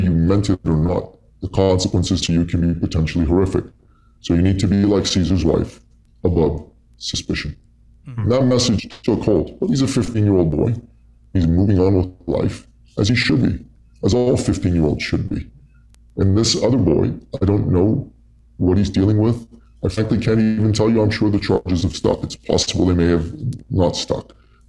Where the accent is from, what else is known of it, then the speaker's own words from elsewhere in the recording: Canada; And they've always felt proud of being Canadian, of our tolerant nature, of the fact that we're really amazing at hockey and things like that.